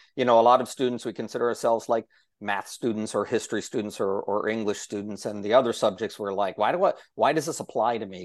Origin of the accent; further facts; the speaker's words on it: Okolona, Ohio, United States; my hometown